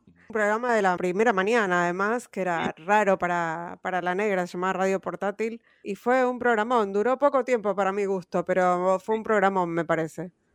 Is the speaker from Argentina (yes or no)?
yes; Argentina; yo así como argentino